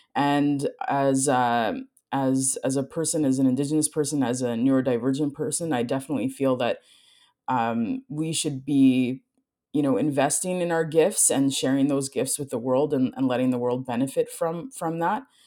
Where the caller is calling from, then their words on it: Winnipeg, Manitoba, Canada; I am calling in from Treaty One territory, also known as Winnipeg, Manitoba, Canada